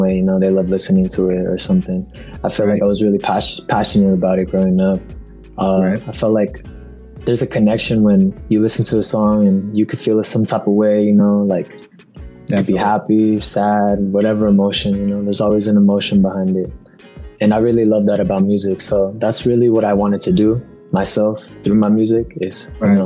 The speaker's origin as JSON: {"language": "English", "town": "Wenatchee", "region": "Washington", "country": "United States", "said": "I'm from Wenatchee, Washington, in Washington State"}